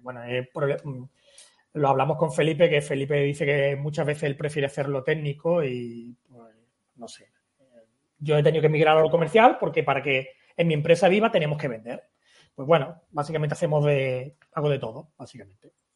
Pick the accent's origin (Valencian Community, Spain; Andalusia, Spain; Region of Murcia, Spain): Andalusia, Spain; Algeciras; yo soy de Algeciras